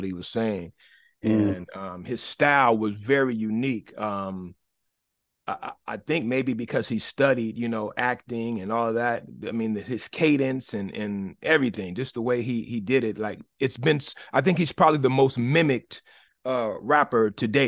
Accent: Oakland, California, United States; I grew up in East Oakland and in the straight up hood

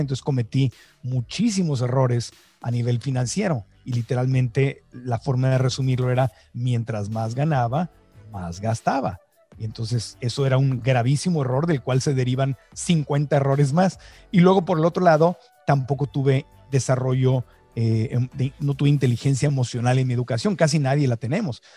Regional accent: Mexico; now in United States; en mi acta de nacimiento mexicana, porque nací en México

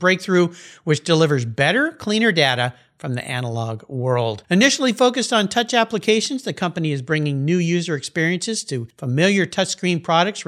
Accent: La Jolla, California, United States; I was growing up in La Jolla, California, on the ocean

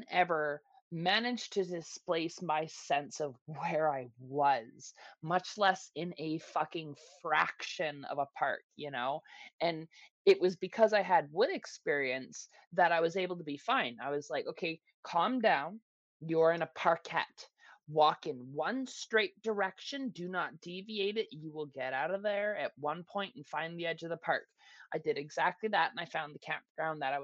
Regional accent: Canada; now in Toronto, Canada; my hometown, because I was born there. I was raised there. I grew up there.

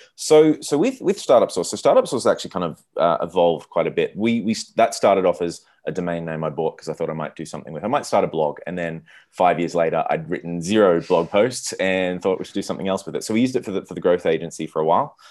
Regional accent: Australia; also born or lived in Silicon Valley; now in Buenos Aires, Argentina; I'm from Australia

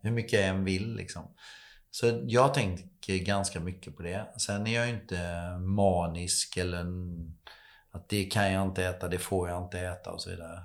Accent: Slöinge, Halland County, Sweden; moved away; jag är uppvuxen i Falkenberg, eller utanför Falkenberg, ett litet samhälle som heter Slöinge

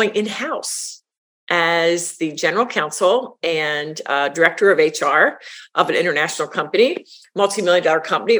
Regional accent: a suburb of Philadelphia, Pennsylvania, United States; A suburb of Philadelphia

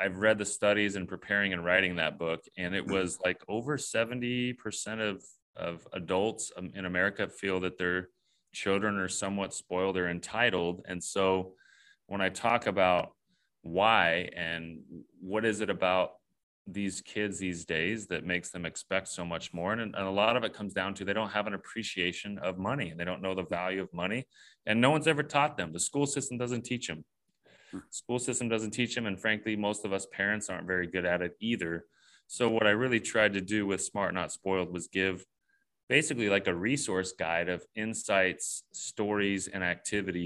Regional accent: Southern California, United States; I grew up here in Southern California

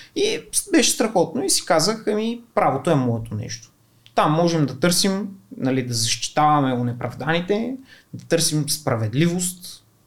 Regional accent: Kardzhali, Kardzhali Province, Bulgaria; Аз съм от Кърджали, а, първите 7 години съм учил в училище

